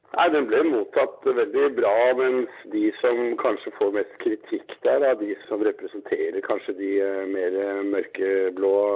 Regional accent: Norway; hjemme i Norge

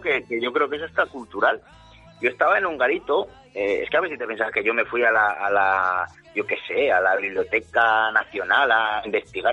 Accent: Zaragoza, Aragon, Spain; ya vivo en mi tierra, o sea, sin salir de mi casa de Zaragoza

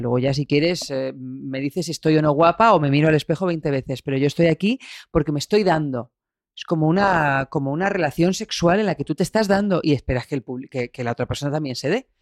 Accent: Albacete, Castilla-La Mancha, Spain; moved away as an adult; now in Madrid, Spain; con 18 años que me fui de Albacete

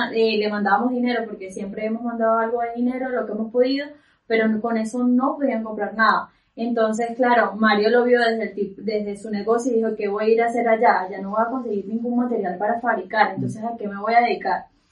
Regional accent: Valencia, Carabobo, Venezuela; moved away as an adult; now in Spain; nosotros somos inicialmente de, de Valencia

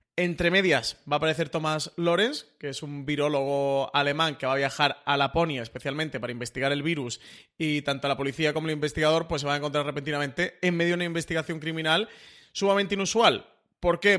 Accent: Málaga, Andalusia, Spain; yo como buen malagueño

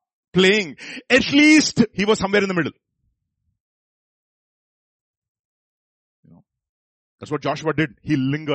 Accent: Visakhapatnam, Andhra Pradesh, India; I'm from Visakhapatnam. So, Andhra.

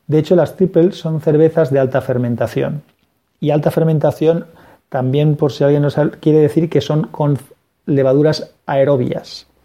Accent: Valencia, Valencian Community, Spain; yo soy de Valencia, en Valencia no, se encuentra, sí en tiendas especializadas

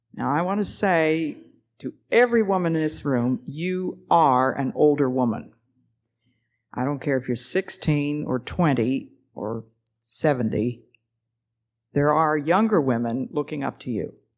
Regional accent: the East, United States; I'm from the East

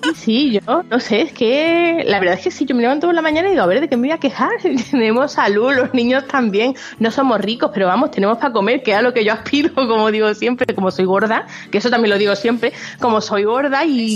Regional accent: Málaga, Andalusia, Spain; now in near Barcelona, Spain; yo soy de Málaga

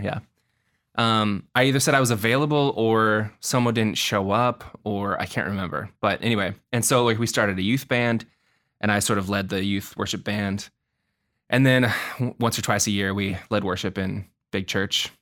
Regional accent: Portland, Oregon, United States; moved away as an adult; also born or lived in Milwaukie-Oak Grove, Oregon; now in Los Angeles, United States; I'm from Portland, Oregon. Um, I was born and raised there

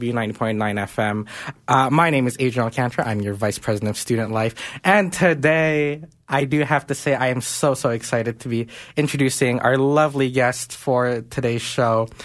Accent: Philippines; I am Filipino

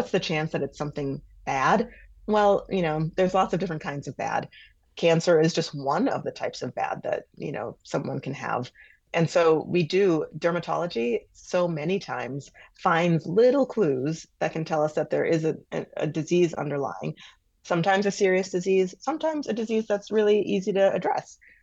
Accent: Milwaukee, Wisconsin, United States; I'm from Milwaukee. I love Milwaukee. I love southeastern Wisconsin

